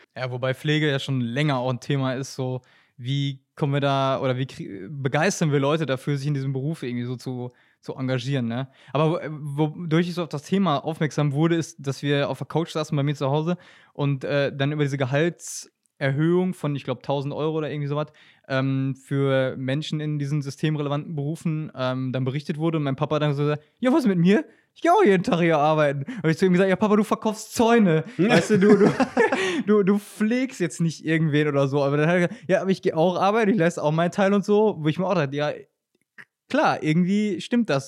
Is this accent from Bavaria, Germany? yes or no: no; near Welver, North Rhine-Westphalia, Germany; bin tatsächlich Dorfkind, das heißt, äh, ich äh, reise hier mal nach Paderborn an, aus der Nähe von Velva